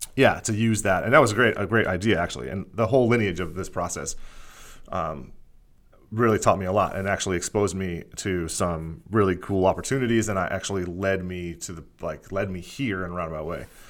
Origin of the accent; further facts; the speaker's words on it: Bethlehem, Pennsylvania, United States; moved away as an adult; also born or lived in Philadelphia; I was born in Pennsylvania. Um, I grew up in, like, right outside of Philadelphia in a town called Bethlehem